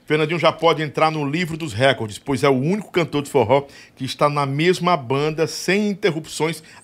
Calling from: São Paulo, Brazil; É, adoro o Real, sou de São Paulo.

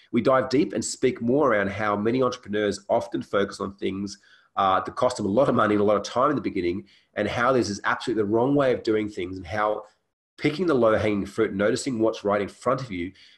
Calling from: Canggu, Bali, Indonesia; And I'm actually calling in from Canggu, Bali, Indonesia, from my place here as well.

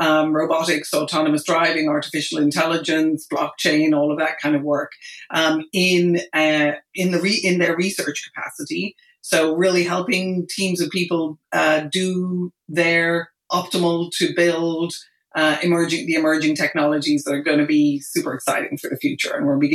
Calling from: Marin County, California, United States; I'm calling from Marin County, just north of San Francisco.

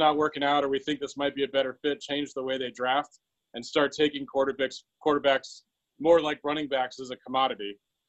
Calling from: Queen Creek, Arizona, United States; Queen Creek, Arizona.

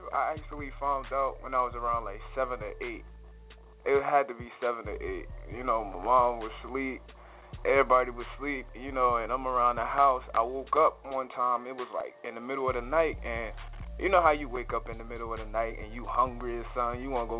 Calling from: Essex County, New Jersey, United States; It's your boy … I'm calling from New Jersey, Essex County side.

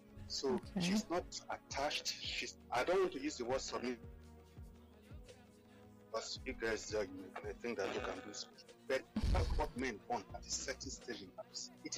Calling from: Lagos, Nigeria; I'm calling from Akota.

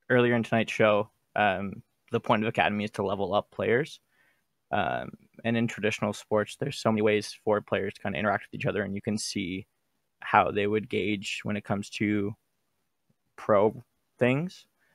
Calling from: Toronto, Ontario, Canada; Calling from Toronto.

